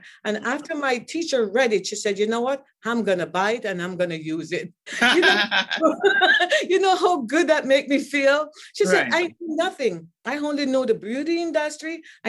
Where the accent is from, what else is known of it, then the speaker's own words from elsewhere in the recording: Jamaica; Mind you, I'm from Jamaica.